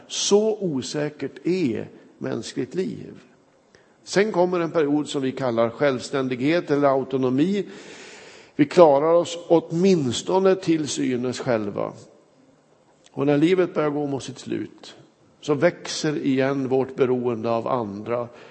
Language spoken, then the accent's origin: Swedish; Kramfors, Västernorrland County, Sweden; moved away; När jag var hemma i min hembygd Kramfors